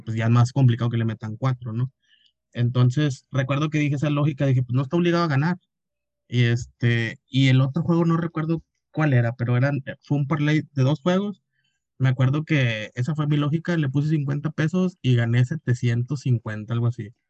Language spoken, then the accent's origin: Spanish; Mexico; como todo mexicano